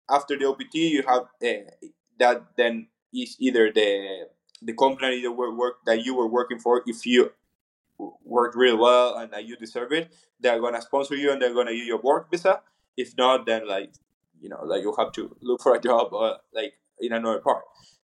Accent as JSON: {"language": "English", "region": "Buenos Aires", "country": "Argentina", "tie": "born or raised there", "also_born_or_lived": "Vermont, United States", "second_language": "English", "moved": "as an adult", "said": "I was born in Buenos Aires"}